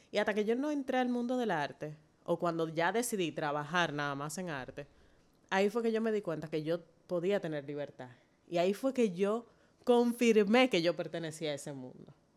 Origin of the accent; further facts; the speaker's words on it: Dominican Republic; como dominicana negra nacida aquí